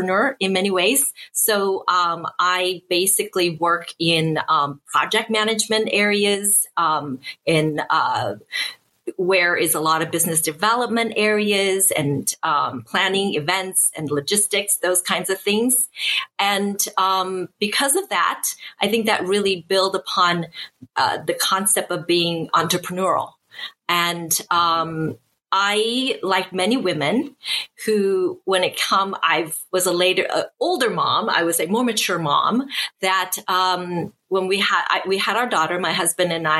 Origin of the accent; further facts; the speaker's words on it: Seattle, Washington, United States; moved away as an adult; also born or lived in Taiwan; now in Beijing, China; I'm from Seattle. I was born in Taiwan, but grew up in Seattle